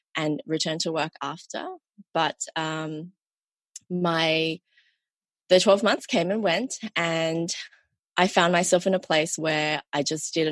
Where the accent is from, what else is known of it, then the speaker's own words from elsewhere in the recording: Sydney, New South Wales, Australia; also born or lived in Malaysia; I'm from Sydney, Australia